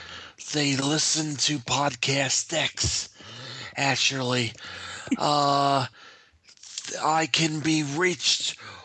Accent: United States; I'm an American

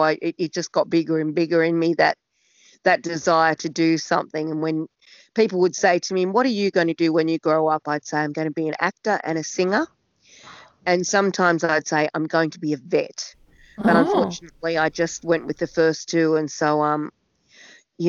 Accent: Sydney, New South Wales, Australia; I'm from Narrabeen in the Northern Beaches, and I grew up there on Narrabeen Lake in a fabulous childhood in the 60s and 70s

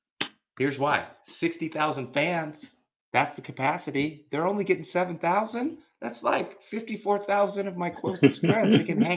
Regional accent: Bay Area, California, United States; I grew up in the Bay Area.

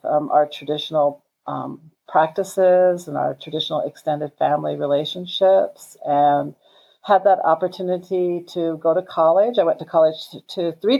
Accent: Rosebud Reservation, South Dakota, United States; I was born and raised on the Rosebud Reservation

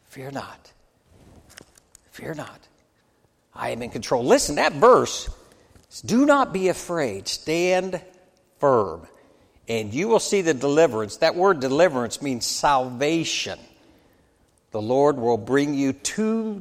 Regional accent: United States; As an American

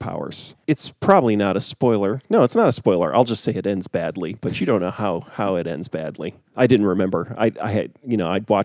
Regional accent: United States; I'm an American

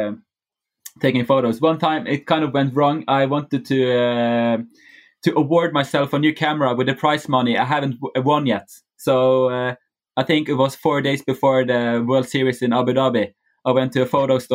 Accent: Bergen, Vestland, Norway; Bergen, my hometown

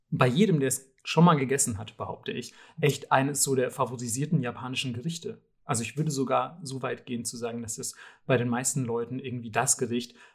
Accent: Southern Germany, Germany; ich komme nämlich aus Süddeutschland, wo diese Dinger so heißen wie gefühlt im Rest der Welt.

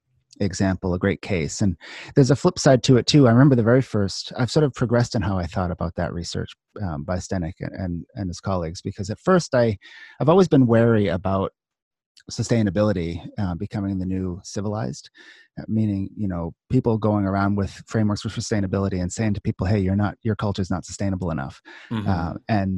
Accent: Scarborough, Maine, United States; I grew up in Scarborough in Maine.

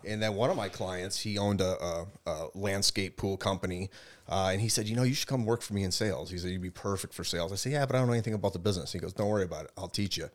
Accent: Boston, Massachusetts, United States; We're from Boston. I was born in Boston

